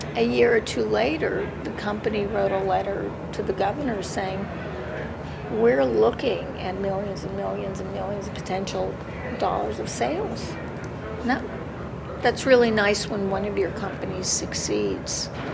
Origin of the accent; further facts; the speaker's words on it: United States; as an American